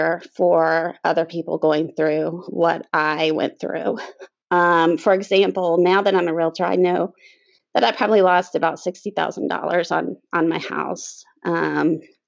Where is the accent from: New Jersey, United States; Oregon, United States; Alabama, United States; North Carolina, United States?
North Carolina, United States; the Triangle; So I was raised pretty much in the Triangle. I've lived here almost all my life, except for 2 years.